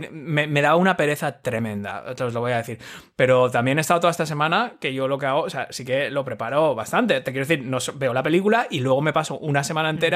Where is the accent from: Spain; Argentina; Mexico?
Spain; Asturias; Claro, somos asturianos.